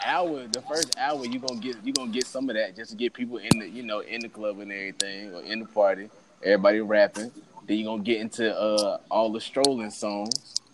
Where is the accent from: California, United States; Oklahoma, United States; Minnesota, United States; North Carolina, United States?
North Carolina, United States; I'm from North Carolina, y'all.